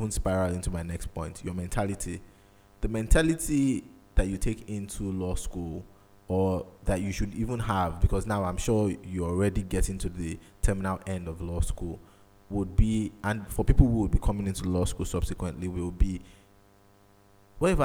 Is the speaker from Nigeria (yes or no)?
yes; Nigeria; as a Nigerian child